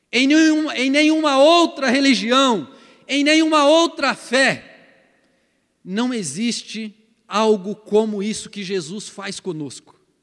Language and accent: Portuguese; Paraná, Brazil; moved away; lá no Paraná, de onde eu vim, a gente chama isso de canga